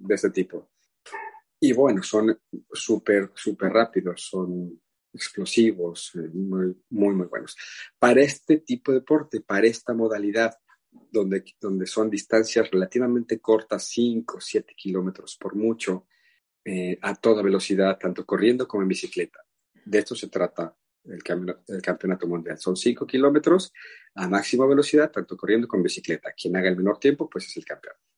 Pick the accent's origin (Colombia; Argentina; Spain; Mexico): Mexico; como buenos mexicanos